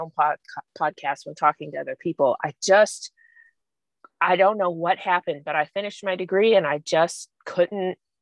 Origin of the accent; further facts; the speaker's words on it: Kennesaw, Georgia, United States; moved away as an adult; also born or lived in New Orleans, Louisiana; now in Mobile, United States; I grew up in Georgia, in Kennesaw, which is about 20 miles north of Atlanta